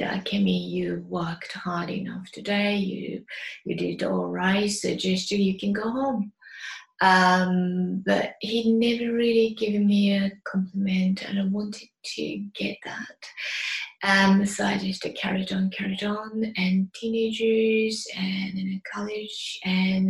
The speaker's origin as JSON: {"language": "English", "town": "Mito", "region": "Yamaguchi", "country": "Japan", "tie": "born or raised there", "second_language": "English", "moved": "as an adult", "lives_now": "United Kingdom", "said": "I was born in Japan, Yamaguchi Prefecture, the town called Mito. Yamaguchi Prefecture is next to Hiroshima and Kyushu Island. Where I grew up is surrounded by nature"}